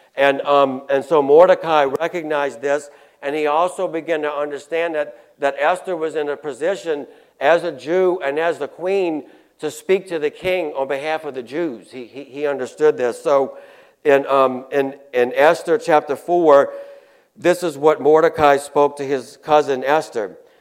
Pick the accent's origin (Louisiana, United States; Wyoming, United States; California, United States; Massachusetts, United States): Louisiana, United States; Chalmette; also born or lived in New Orleans; now in Covington, United States; I was born in New Orleans. I moved to uh, St. Bernard Parish, I think, when we were like two years old. We, so I grew up in Chalmette